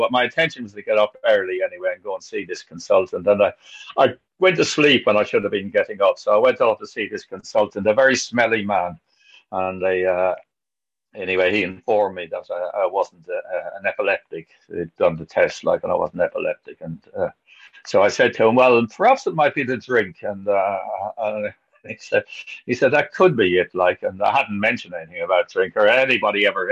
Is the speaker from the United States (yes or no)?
no; Ireland; moved away; I'm young and I'm Irish.